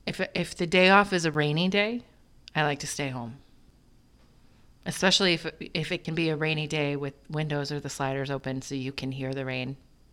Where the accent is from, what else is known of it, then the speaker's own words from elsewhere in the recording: Midwest, United States; I'm from the Midwest.